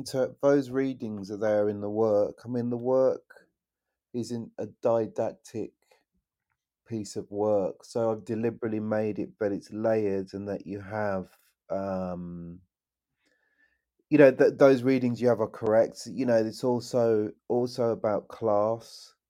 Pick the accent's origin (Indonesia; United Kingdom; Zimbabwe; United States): United Kingdom; West Midlands; You know, I come from the West Midlands, you know, and Enoch Powell